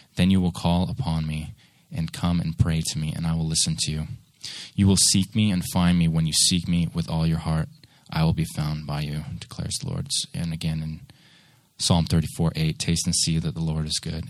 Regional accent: Seattle, Washington, United States; moved away as an adult; also born or lived in Nashville; I grew up there until about 22, and I did my general education there in Bremerton

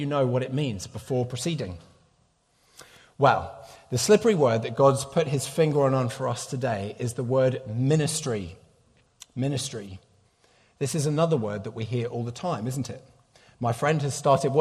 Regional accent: United Kingdom; moved away; I'm a Brit

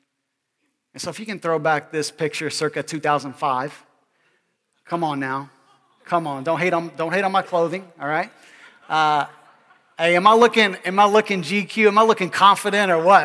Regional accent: Kentucky, United States; I grew up in Kentucky, okay, middle of America, okay, kind of the Midwest, kind of the South, kind of the North, certain parts of the state

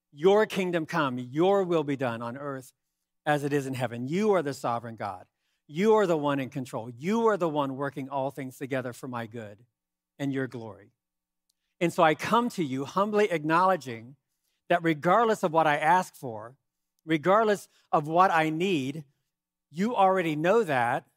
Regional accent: United States; I'm an American

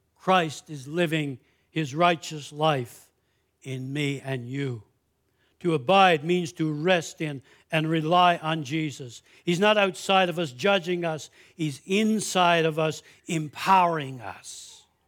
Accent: Canada; I'm a Canadian citizen.

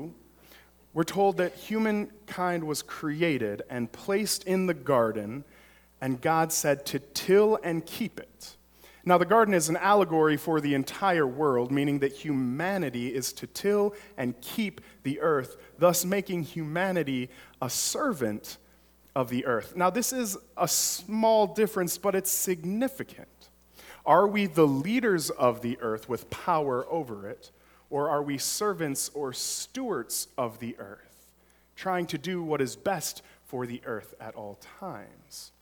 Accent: Detroit, Michigan, United States; now in Arlington Heights, United States; I'm originally from Metro Detroit area

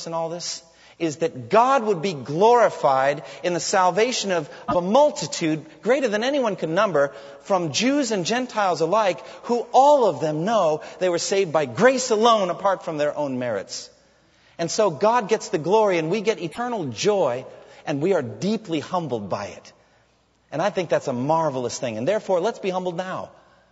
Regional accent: United States; as American Christians who live in a land flowing with milk and honey

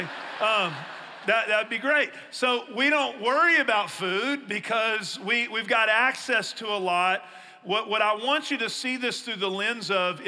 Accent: East Texas, United States; I grew up in East Texas where we had trees

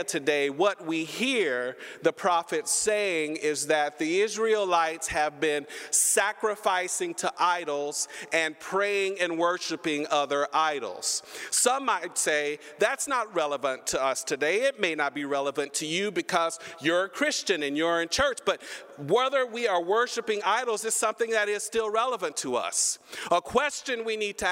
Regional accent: Humble, Texas, United States; I am a Texan. I was raised in Humble, Texas

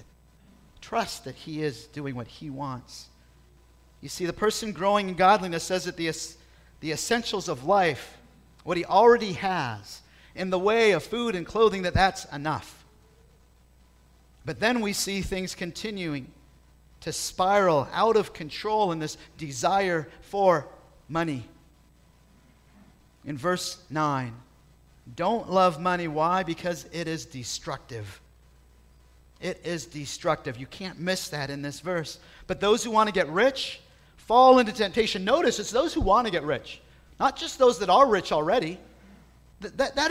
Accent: South Bay, California, United States; growing up in the South Bay where I was

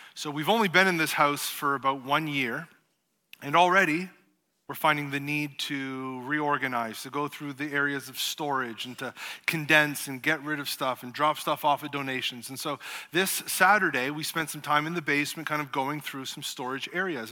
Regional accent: Canada; being Canadian

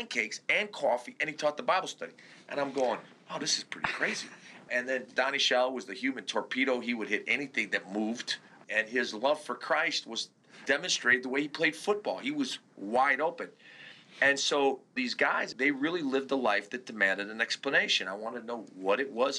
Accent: Chicago, Illinois, United States; also born or lived in Turkey; growing up in Chicago as an immigrant, as a foreigner

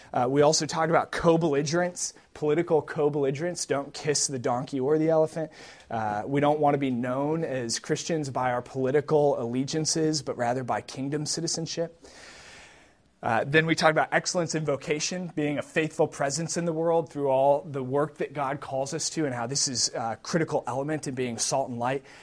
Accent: Wisconsin, United States; I grew up in Wisconsin

